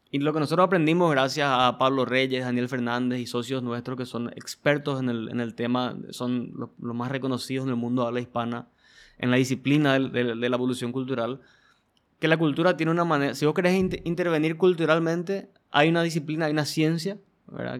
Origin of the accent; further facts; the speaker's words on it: Paraguay; como paraguayos